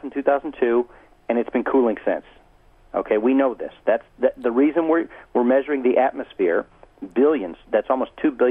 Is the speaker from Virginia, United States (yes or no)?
yes; Virginia, United States; I'm from Virginia, where we call that the War of the Northern Aggression